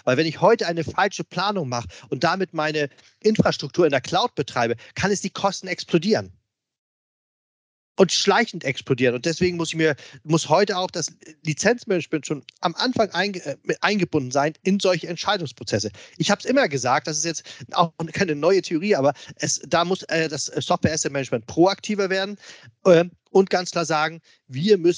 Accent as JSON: {"language": "German", "region": "Hamburg", "country": "Germany", "said": "Und äh, ich als alter Hamburger, du weißt es selbst, wir beide sind ja HSV-Fans. Ähm, ich als Hamburger, klar"}